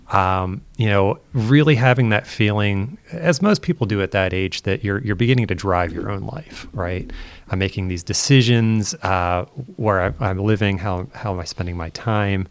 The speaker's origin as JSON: {"language": "English", "area": "Chester County", "region": "Pennsylvania", "country": "United States", "tie": "born or raised there", "moved": "as an adult", "lives_now": "Pittsburgh, United States", "said": "I'm born and raised in Pennsylvania in the United States"}